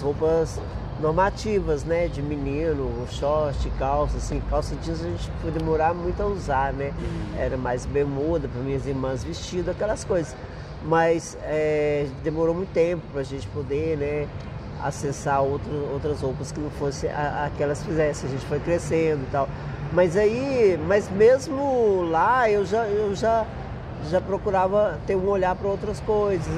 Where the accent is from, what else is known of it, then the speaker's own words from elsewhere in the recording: Martinho Campos, Minas Gerais, Brazil; moved away; eu nasci no interior, né? Uhum. Eu nasci em Martinho Campos